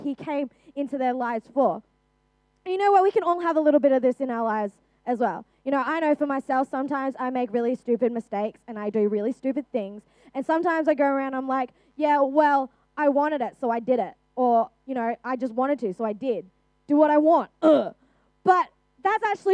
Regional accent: Australia; I'm an Australian citizen, born and raised in Australia.

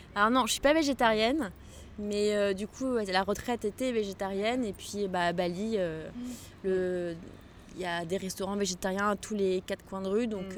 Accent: Morocco; now in Paris, France; j'aime bien rentrer chez moi au Maroc. J'aime bien rentrer chez mes parents parce qu'ils habitent juste en face de l'océan, à Casablanca

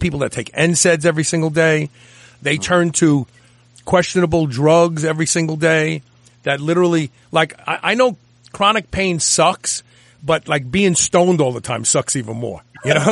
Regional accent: New York City, New York, United States; I'm from Brooklyn. I pronounce words very, very different than the normal people

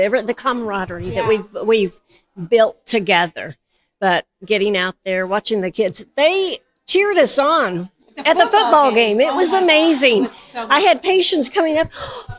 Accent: Albany, Oregon, United States; I'm from North Albany.

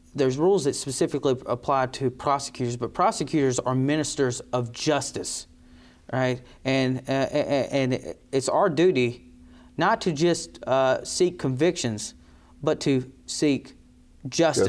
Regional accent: Eden, North Carolina, United States; I'm born and raised in Eden and Rockingham County, uh, so this is home.

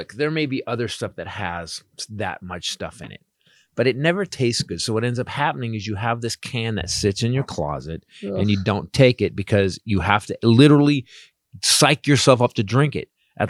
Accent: Florida, United States; I'm also from Florida in the last generation.

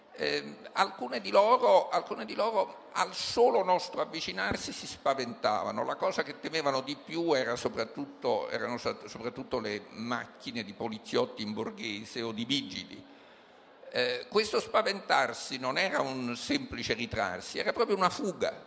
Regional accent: Naples, Campania, Italy; Io sono, eh, sono di Napoli

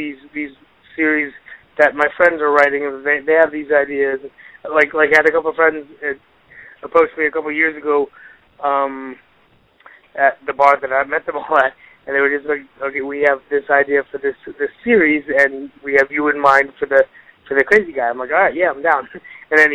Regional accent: Reading, Pennsylvania, United States; I'm from Reading, it's about an hour and a half away

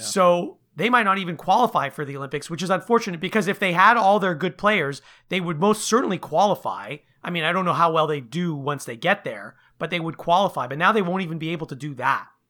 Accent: Montreal, Quebec, Canada; moved away; I was from Montreal, you know, when I first moved here

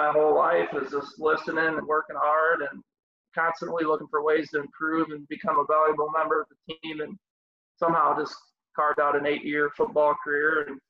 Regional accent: Byron, Illinois, United States; also born or lived in Amboy, Illinois; I grew up in Amboy, Illinois, and we're related. So a lot of our family members are from a small town called Amboy, which isn't too far from Dixon. Moved up to Byron when I was in the fourth grade and finished my high school football career here at Byron, Illinois.

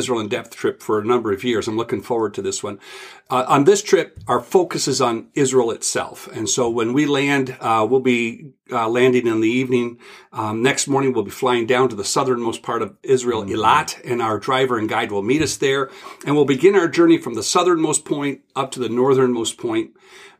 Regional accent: Ontario, Canada; growing up in Ontario, Canada

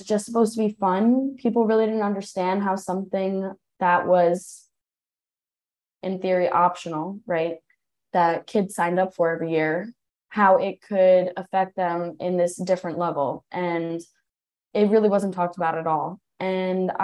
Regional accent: Long Island, New Hyde Park, Nassau County, New York, United States; I grew up on Long Island. I'm from Neuwy Park, Nassau County

